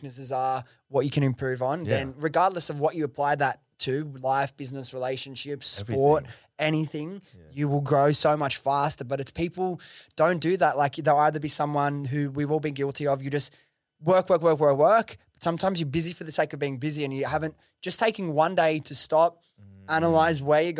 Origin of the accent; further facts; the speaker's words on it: Prestons, New South Wales, Australia; Dude, I grew up in fucking Western Sydney. I grew up in Preston's, bro.